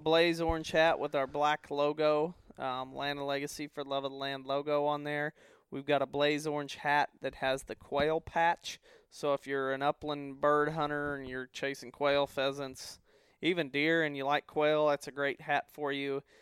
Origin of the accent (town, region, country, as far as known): the Ozarks, United States; born or raised there